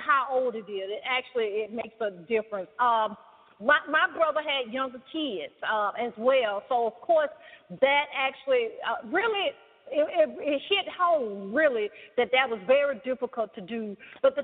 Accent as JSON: {"language": "English", "region": "the South", "country": "United States", "said": "I'm from the South, as you can tell"}